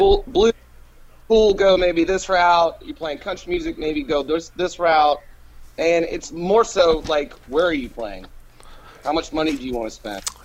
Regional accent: Asheville, North Carolina, United States; also born or lived in Virginia; now in Montgomery, United States; I was born in Virginia, but I claim I claim to be from Asheville, North Carolina

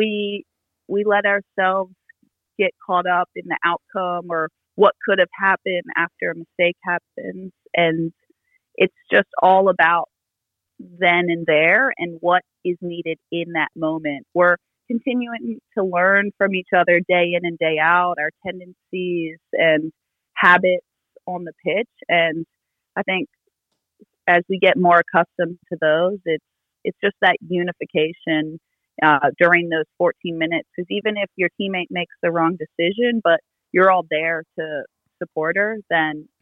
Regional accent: United States; growing up in the States

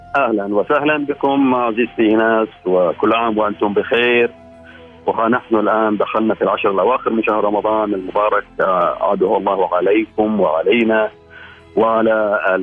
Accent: Al Khaburah, Al Batinah North, Oman; من الخابوره

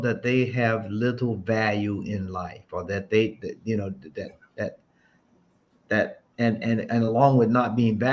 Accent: Florida, United States; I'm from the South, so I grew up with guns early.

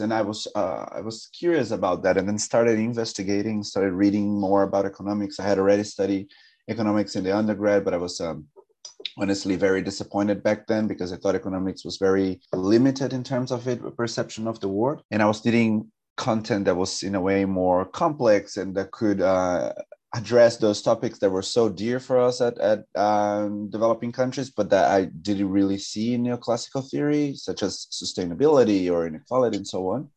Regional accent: São José dos Campos, São Paulo, Brazil; moved away as an adult; now in London, United Kingdom; I am um, from a city called São José dos Campos. That's an hour and a half from São Paulo

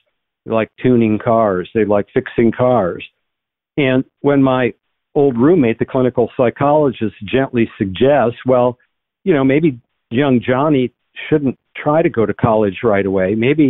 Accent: North Dakota, United States; But when I go back to my home state of North Dakota, I see much more common sense, or Oklahoma.

